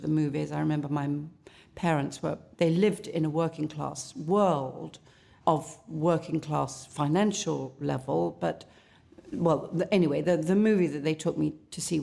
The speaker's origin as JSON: {"language": "English", "town": "Southend-on-Sea", "region": "East of England", "country": "United Kingdom", "tie": "born or raised there", "also_born_or_lived": "London", "said": "I was raised in both in London and in a little place called Southend-on-Sea in Essex"}